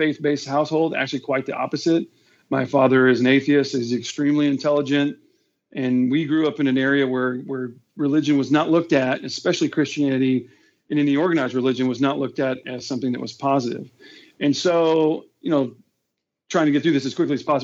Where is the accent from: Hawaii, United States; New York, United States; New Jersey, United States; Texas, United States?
Texas, United States; Houston; I'm born and raised in Houston, Texas. And then other than my 6 years in the military, I've lived here my whole life